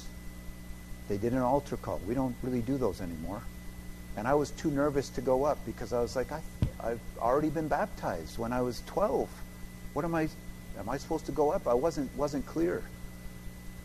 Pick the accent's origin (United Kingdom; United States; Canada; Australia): Canada; moved away; as a Canadian